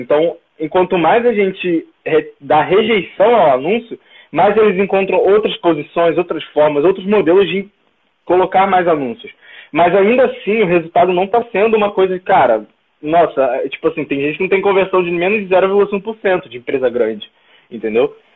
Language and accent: Portuguese; Brazil; nós como brasileiros